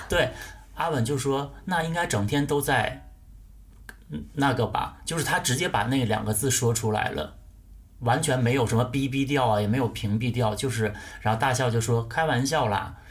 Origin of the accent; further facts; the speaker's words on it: Northeast China, China; 我作为一个东北人